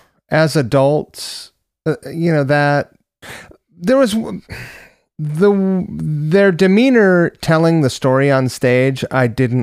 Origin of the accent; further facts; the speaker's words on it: New York, United States; born there; I was born on the Upper West Side.